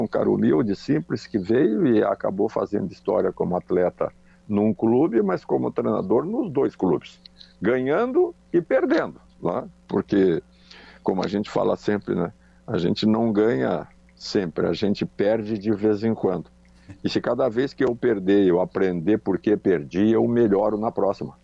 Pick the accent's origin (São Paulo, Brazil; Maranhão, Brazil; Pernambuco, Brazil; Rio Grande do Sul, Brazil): Rio Grande do Sul, Brazil; Charqueadas; also born or lived in Porto Alegre; eu sou natural de Charqueadas, só que Charqueadas naquela época era distrito de São Jerônimo